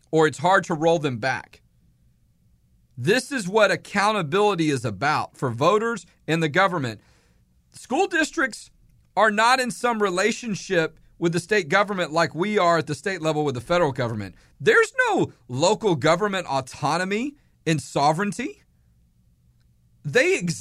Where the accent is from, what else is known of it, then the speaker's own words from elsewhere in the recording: Houston, Texas, United States; moved away; I grew up born and raised in Houston, went to law school in Houston